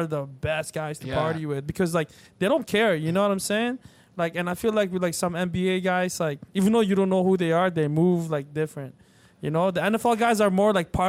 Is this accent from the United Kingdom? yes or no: no; Canada; I'm from Canada